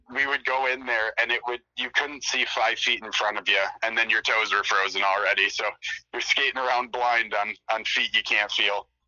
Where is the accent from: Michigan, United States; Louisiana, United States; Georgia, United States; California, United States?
Michigan, United States; Flint; I'm from Mid Michigan, so um, the big city around me is Flint